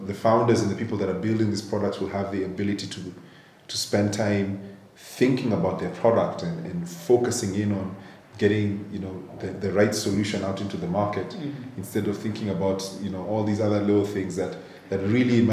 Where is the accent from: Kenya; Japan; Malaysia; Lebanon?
Kenya; Nairobi; I grew up in Nairobi, mm-hmm. Born and raised